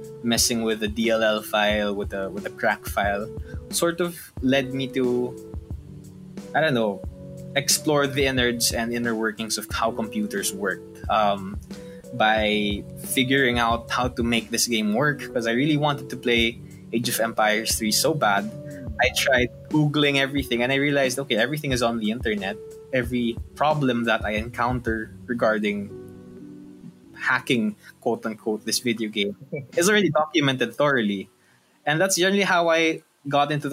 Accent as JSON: {"language": "English", "town": "Antipolo", "region": "Calabarzon", "country": "Philippines", "tie": "born or raised there", "also_born_or_lived": "Quezon City", "said": "So I grew up partially in Quezon City until the year 2000, and then we moved to Antipolo 2000 onwards."}